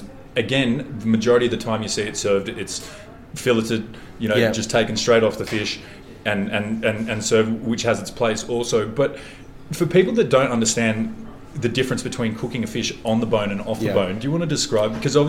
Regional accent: Canberra, Australian Capital Territory, Australia; growing up in Canberra

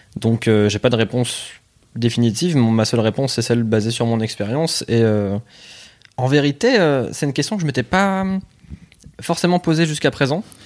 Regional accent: La Bassée, Hauts-de-France, France; moi, je viens plus du Pas-de-Calais, ouais. Enfin, j'étais vraiment à la frontière entre les deux

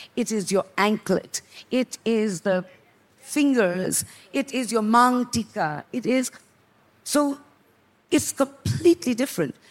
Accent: Sikkim, India; I come from Sikkim. I'm Nepali from the mountains

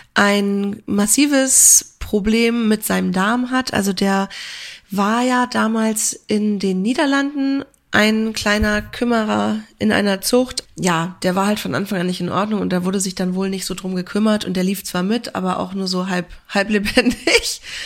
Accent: near Kiel, Schleswig-Holstein, Germany; moved away; Ich komme ja auch ursprünglich aus der Nähe von Kiel

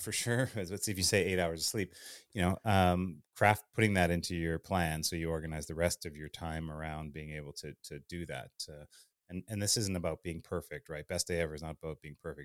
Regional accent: Winnipeg, Manitoba, Canada; also born or lived in Thunder Bay, Ontario; I'm Canadian. I uh, I was born in Thunder Bay, Ontario, but grew up in Winnipeg.

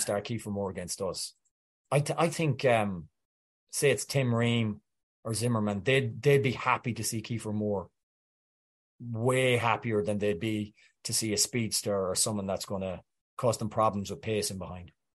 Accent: Welsh, Wales, United Kingdom; I'm Welsh

